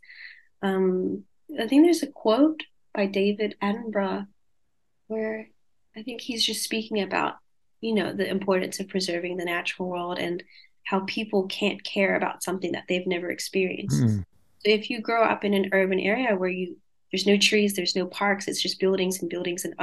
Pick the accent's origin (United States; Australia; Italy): Australia; Sydney, New South Wales; accent: Australian; I grew up in around Bankstown and Sefton